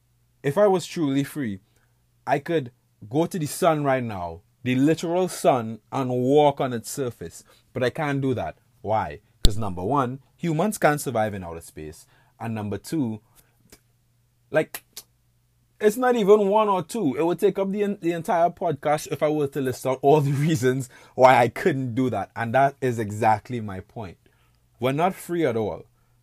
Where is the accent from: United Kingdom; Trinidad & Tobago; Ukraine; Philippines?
Trinidad & Tobago; now in Buffalo, United States; I was born and raised in the Caribbean, to an island state called Trinidad and Tobago. You know, currently I'm living in Buffalo, New York. That's like upstate western New York.